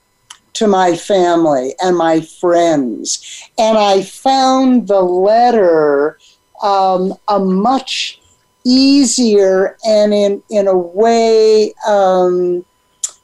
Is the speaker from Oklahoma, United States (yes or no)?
no; San Diego, California, United States; now in New Mexico, United States; growing up on the Pacific Ocean in San Diego